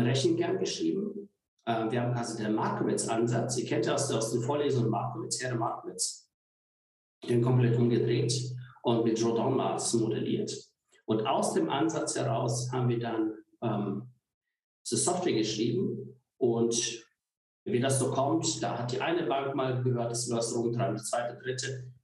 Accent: Koblenz, Rhineland-Palatinate, Germany; moved away; also born or lived in Görlitz; Eigentlich komme ich aus Koblenz

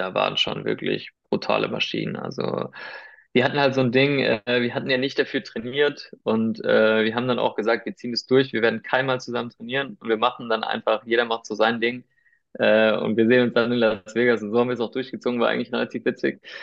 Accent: Weinheim, Baden-Württemberg, Germany; first language Spanish; German is a second language; moved away as an adult; also born or lived in Heidelberg / Spain (ancestry); now in Munich, Germany; ich komm, ich bin in Weinheim geboren, also äh, in der Nähe von Heidelberg

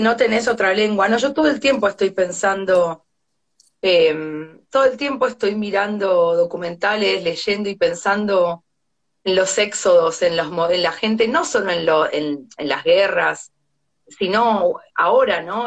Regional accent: Argentina; also born or lived in Buenos Aires; now in France; somos argentinos

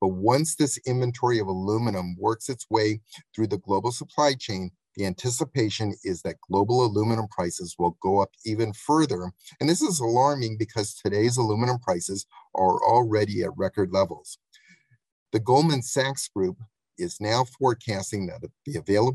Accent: Los Angeles, California, United States; in Los Angeles, my hometown

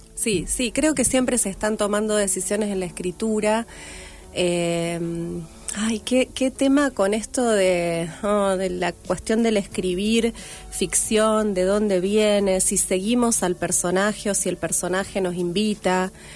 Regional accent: Rafaela, Santa Fe, Argentina; moved away as an adult; also born or lived in Córdoba; now in Rosario, Argentina; Soy de Rafaela, nací en Rafaela, viví en varios lugares

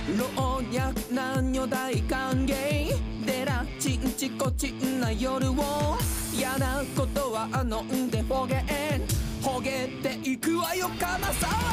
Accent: Nagoya, Aichi, Japan; 名古屋生まれ名古屋育ちのドラッグクイーン

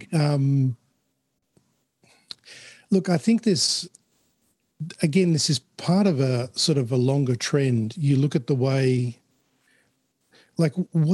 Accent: Chile; now in Australia; I wasn't born in Australia. I was born in Chile. So immigrating to Australia, we had to show our vaccination papers in order to immigrate

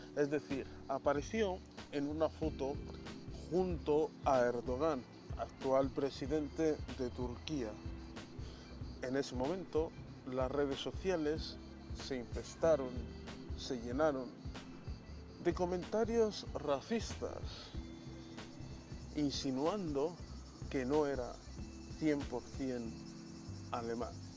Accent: Bilbao, Basque Country, Spain; De Bilbao

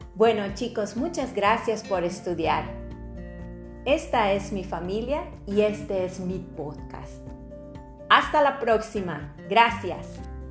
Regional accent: Mexico; soy mexicana

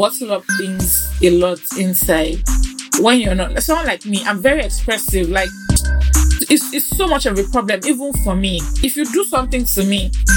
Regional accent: Nigeria; me being a Nigerian

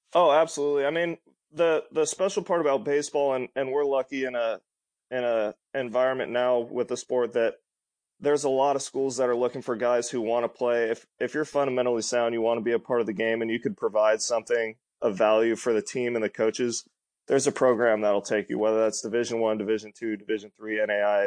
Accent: Sacramento, California, United States; We're from Sacramento

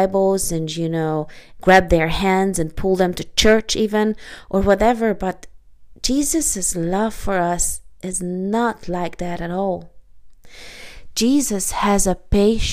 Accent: Hungary; moved away; I am Hungarian, lived there most of my childhood

